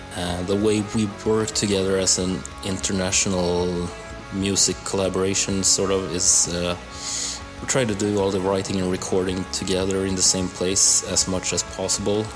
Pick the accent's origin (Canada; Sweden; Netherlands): Sweden; Stockholm, Stockholm County; from Stockholm, Sweden